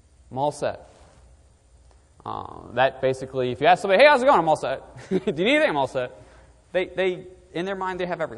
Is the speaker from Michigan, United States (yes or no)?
no; southern New Hampshire, United States; moved away as an adult; now in Shrewsbury, United States; I'm originally born and raised in southern New Hampshire, and I grew up about 45 minutes north of the city of Boston